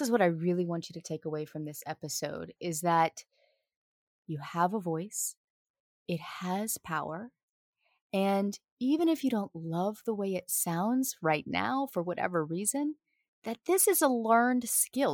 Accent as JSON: {"language": "English", "area": "right outside of New Orleans", "region": "Louisiana", "country": "United States", "tie": "born or raised there", "accent": "Southern", "said": "I'm from the South, born and raised right outside of New Orleans"}